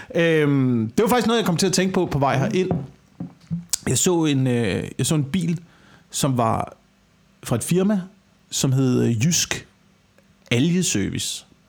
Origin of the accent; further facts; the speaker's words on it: West Jutland, Central Denmark Region, Denmark; moved away; also born or lived in Amager; det er på Vestjylland, hvor jeg er vokset op